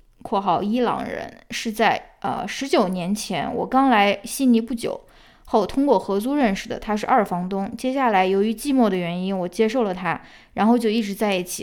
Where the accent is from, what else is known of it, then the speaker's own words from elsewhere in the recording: northern China, China; now in United States; 我是一个北方人